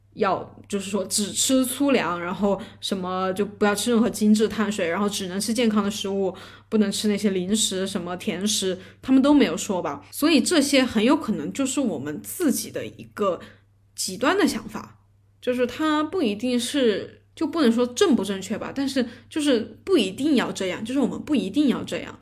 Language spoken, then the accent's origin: Chinese; Chongqing, China; 我是重庆的